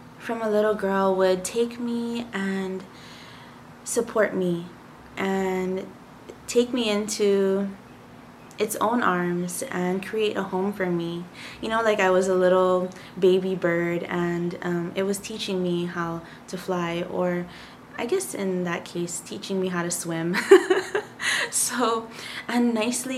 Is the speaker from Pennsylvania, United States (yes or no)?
no; Hawaii, United States; I am from Hawaii, and I did grow up in Hawaii, born and raised.